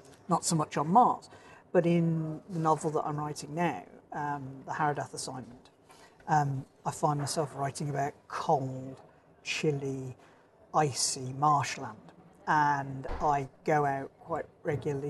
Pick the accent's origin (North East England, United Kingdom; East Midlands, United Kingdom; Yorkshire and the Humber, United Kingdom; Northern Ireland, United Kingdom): East Midlands, United Kingdom; Dark Peak, Derbyshire; also born or lived in Birmingham; now in Norfolk, United Kingdom; I grew up in the Dark Peak in Derbyshire